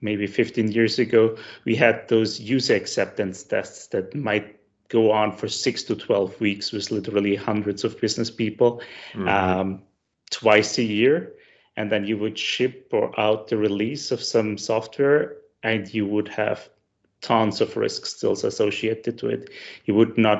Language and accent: English; Styria, Austria; I'm from the south of Austria. So if any of your listenings are wondering why my accent sounds familiar, that's because I'm from the same area as Arnold Schwarzenegger